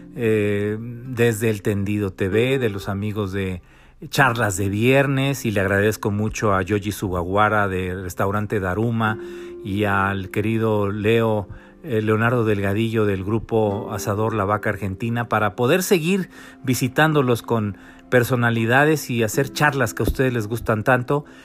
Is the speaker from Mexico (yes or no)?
yes; Mexico; los mexicanos